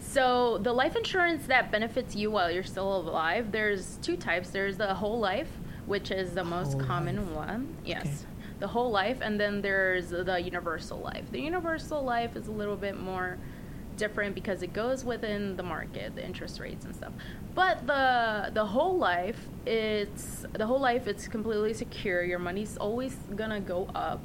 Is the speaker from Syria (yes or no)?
no; Puerto Rico; now in Los Angeles, United States; I was actually raised in Puerto Rico